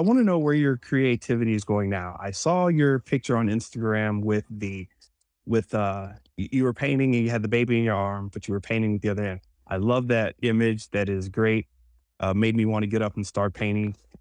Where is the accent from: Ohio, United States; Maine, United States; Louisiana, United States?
Louisiana, United States; New Orleans; I was born in New Orleans